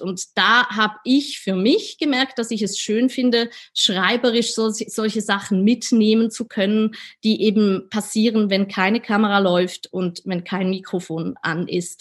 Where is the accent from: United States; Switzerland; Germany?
Switzerland; accent: Swiss; meinen Schweizer Akzent